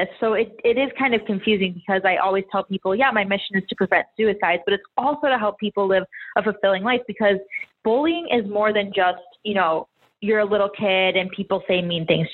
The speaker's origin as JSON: {"language": "English", "town": "Chicago", "region": "Illinois", "country": "United States", "moved": "yes", "lives_now": "Miami, United States", "said": "I'm from Chicago, and I live in Miami now"}